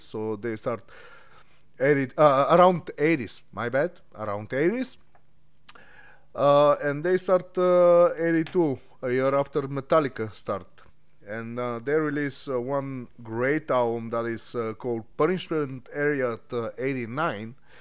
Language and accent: English; Bulgaria; moved away as an adult; I'm, uh, from Bulgaria. I moved from Bulgaria, like, ten years ago